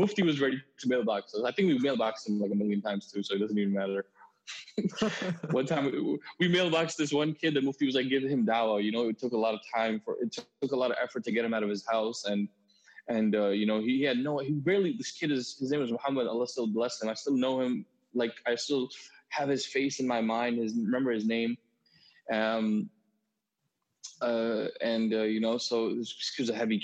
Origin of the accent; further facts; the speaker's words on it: Huntington, New York, United States; I'm from Huntington, Long Island